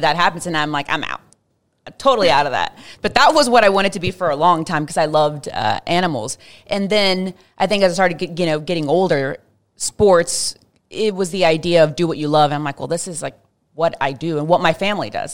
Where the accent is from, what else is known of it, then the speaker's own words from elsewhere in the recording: Fort Worth, Texas, United States; growing up in Fort Worth, especially in the nineties